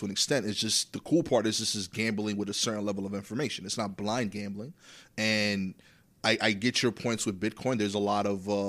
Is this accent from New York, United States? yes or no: yes; New York City, New York, United States; I grew up in East New York. The part where I'm at now, there's a subsegment of East New York called Cypress Hills.